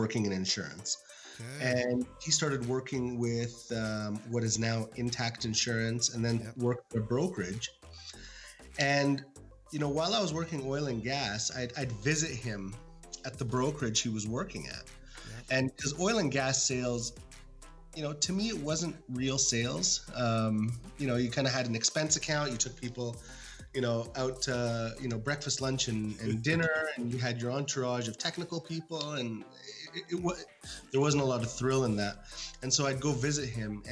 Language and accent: English; Canada; also born or lived in Cairo, Egypt; we came to Canada when I was six months old or so.